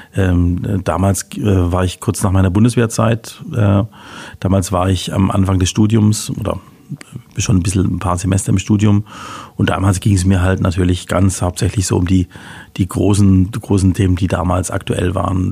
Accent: Heilbronn, Baden-Württemberg, Germany; also born or lived in Würzburg / Augsburg / Freiburg / Lausanne; bin geboren auf der Schanz. Wer Heilbronn gut kennt, weiß, kennt oben die Schanz natürlich so als ein Neubaugebiet damals in den, in den sechziger Jahren

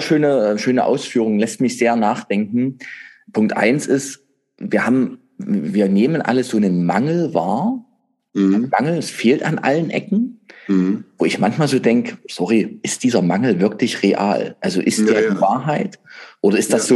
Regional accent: Saxony, Germany; bei uns in Sachsen.

